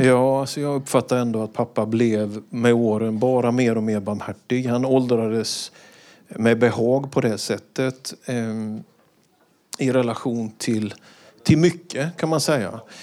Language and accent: Swedish; Vetlanda, Jönköping County, Sweden; Det var så hemma i Vetlanda på studenten att en student fick hålla ett tal